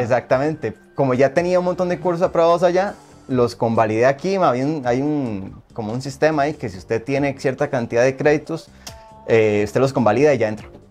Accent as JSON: {"language": "Spanish", "town": "Santa Bárbara", "region": "Heredia", "country": "Costa Rica", "said": "yo soy de, Santa, de San Pedro, de Santa Bárbara Heredia."}